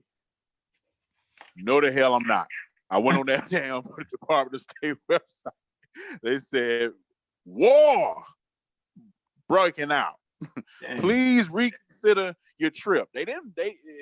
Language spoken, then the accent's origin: English; United States; They don't know I'm American until I start talking